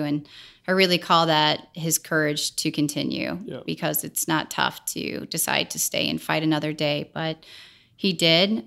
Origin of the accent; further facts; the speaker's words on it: St. Louis, Missouri, United States; I was born and raised in St. Louis